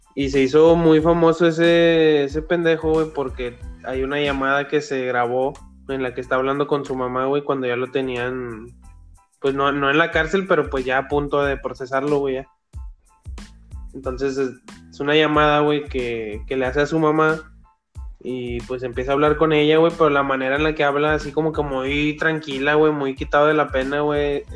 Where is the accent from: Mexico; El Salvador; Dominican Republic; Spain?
Mexico; somos de México y aquí en México